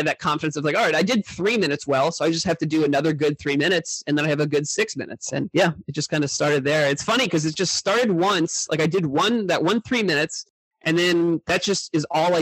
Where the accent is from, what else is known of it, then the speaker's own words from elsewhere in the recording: Indiana, United States; now in New York, United States; I'm from Indiana